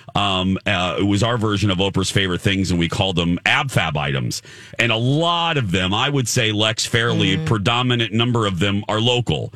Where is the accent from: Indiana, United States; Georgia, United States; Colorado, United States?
Indiana, United States; Indianapolis; Indianapolis, my hometown.